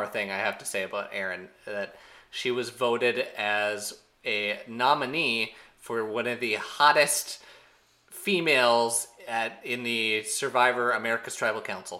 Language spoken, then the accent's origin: English; Minnesota, United States; now in Chicago, United States; I am from Minnesota